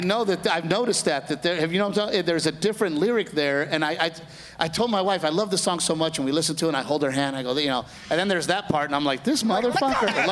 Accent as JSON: {"language": "English", "region": "Texas", "country": "United States", "said": "as a Texan"}